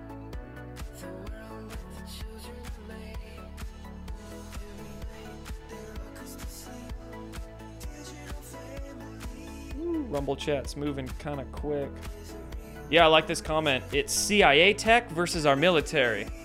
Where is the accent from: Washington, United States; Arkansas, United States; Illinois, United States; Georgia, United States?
Washington, United States; Bremerton; my hometown actually. Bremerton, Washington.